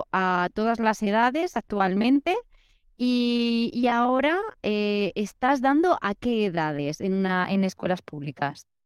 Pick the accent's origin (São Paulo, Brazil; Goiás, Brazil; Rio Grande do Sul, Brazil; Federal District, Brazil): Federal District, Brazil; Brasília; first language Portuguese; Spanish is a second language; Yo, yo soy de Brasilia, aquí en Brasil